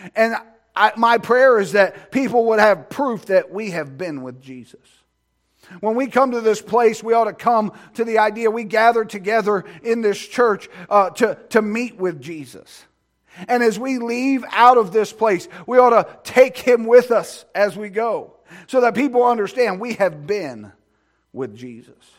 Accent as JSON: {"language": "English", "country": "United States", "said": "I'm glad that I'm an American. I'm glad I live in America"}